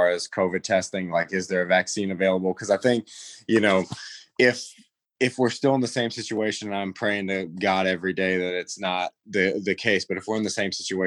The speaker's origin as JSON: {"language": "English", "region": "East Coast", "country": "United States", "tie": "born or raised there", "moved": "yes", "lives_now": "Utah, United States", "said": "growing up on the East Coast and really not knowing much about the Big Sky until I moved across the country to Utah"}